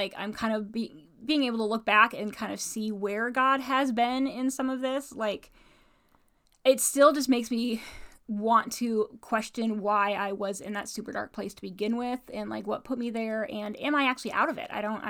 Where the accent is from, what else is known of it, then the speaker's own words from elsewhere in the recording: Midwest, United States; So, you know, grew up in Bible Belt, and you know, faith has always been important to me.